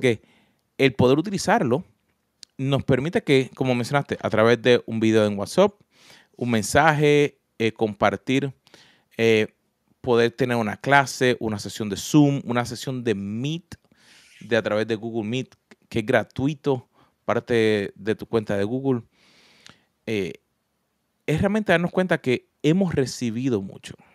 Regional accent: Puerto Rico; yo nací en Puerto Rico

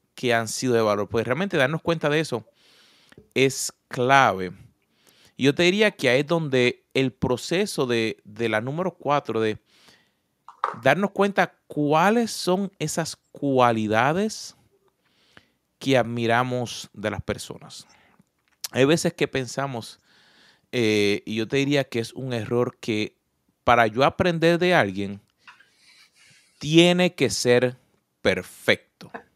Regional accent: Puerto Rico; moved away; yo vengo de Puerto Rico. Así que mi acento sale en español, en inglés y en portugués

